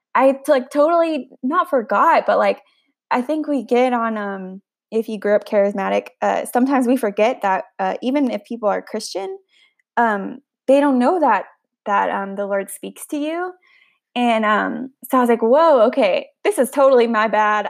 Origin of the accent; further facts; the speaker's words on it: the Bible Belt, the South, United States; I grew up in the Bible Belt